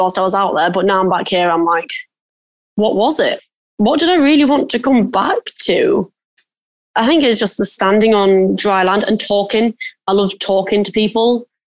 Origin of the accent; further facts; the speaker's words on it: United Kingdom; I'm British